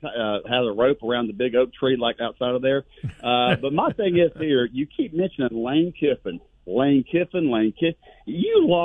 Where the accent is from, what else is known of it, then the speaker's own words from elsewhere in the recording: Fernandina Beach, Florida, United States; I'm from Fernandina Beach.